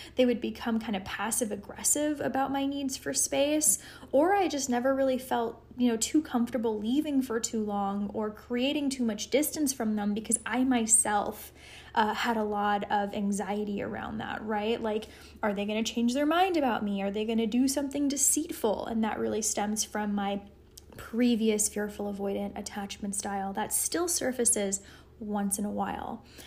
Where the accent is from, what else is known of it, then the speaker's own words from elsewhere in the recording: Los Angeles, California, United States; now in Colorado, United States; I'm originally from Los Angeles